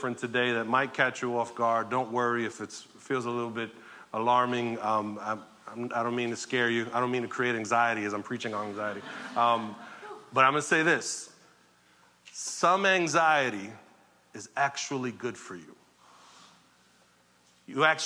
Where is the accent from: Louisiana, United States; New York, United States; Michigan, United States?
New York, United States; New York City; I grew up in Sunset Park in the 80s and 90s and saw some stuff during that time in New York